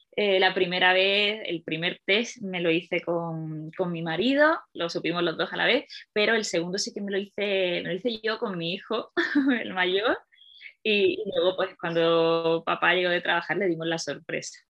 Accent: Málaga, Andalusia, Spain; moved away as an adult; now in Madrid, Spain; vivo en Madrid desde hace, bueno, desde 2010, llevo ya muchos años aquí, pero soy de Málaga

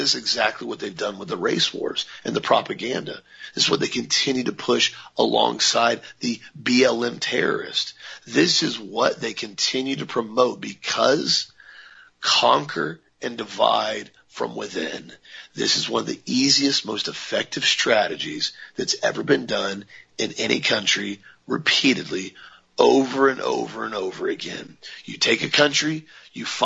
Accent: United States; I'm an American, we're all Americans

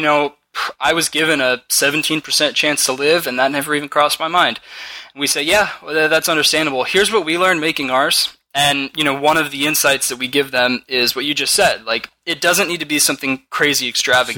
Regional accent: California, United States; We're from California

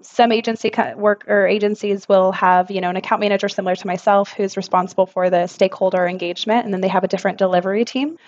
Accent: Texas, United States; moved away as an adult; also born or lived in Houston; now in London, United Kingdom; I'm a Texan born and raised.

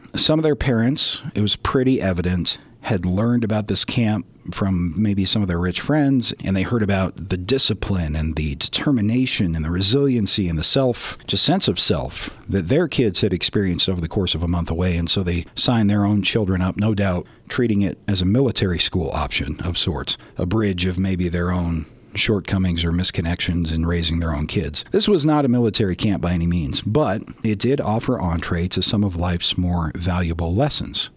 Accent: Colorado, United States; I was also from Colorado, and the camp is only an hour's drive from where I grew up

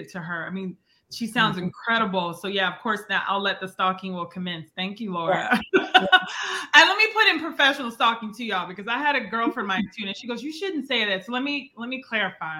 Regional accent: Texas, United States; also born or lived in Ohio; those that have been born and raised here like I have

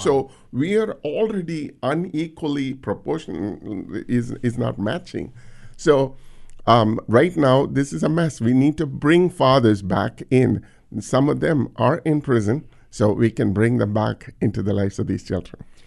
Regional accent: India; now in United States; growing up in India

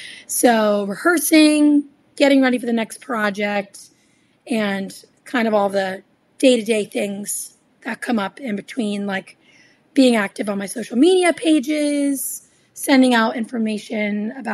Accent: New Hampshire, United States; moved away as an adult; also born or lived in Boston, United States; now in Nashville, United States; I am an indie pop artist currently based here in Nashville. I'm originally from New Hampshire, way up north

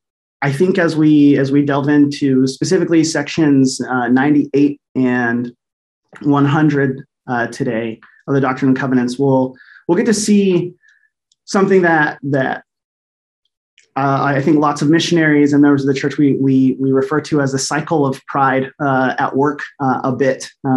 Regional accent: Jackson County, Missouri, United States; born there; But I was born in Jackson County, Missouri. So this place is very near and dear to my heart. I still have family that live there.

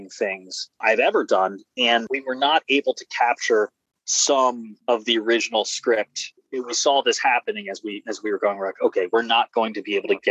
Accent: Silver Spring, Maryland, United States; now in Brooklyn, United States; I'm from Silver Spring, Maryland

